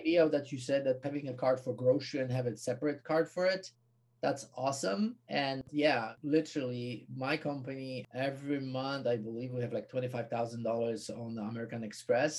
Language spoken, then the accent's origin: English; Poland; moved away; also born or lived in United States / South Africa; I come from Poland.